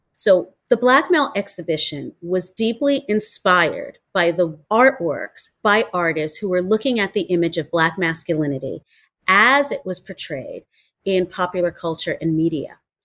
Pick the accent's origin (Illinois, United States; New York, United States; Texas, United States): New York, United States; New York City; I grew up in New York City